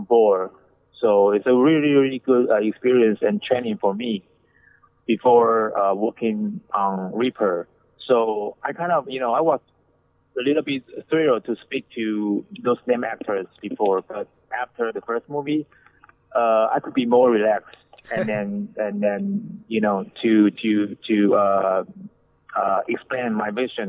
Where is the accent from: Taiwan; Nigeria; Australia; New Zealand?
Taiwan; moved away as an adult; now in Los Angeles, United States; I'm from Taiwan. I was born and raised in Taiwan, and I moved to the States when I was 30